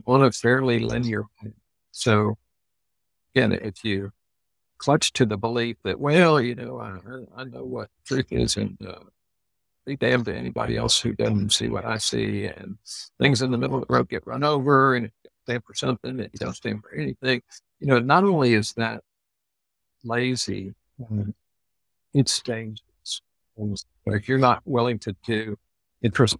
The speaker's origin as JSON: {"language": "English", "region": "Texas", "country": "United States", "said": "as a Texan"}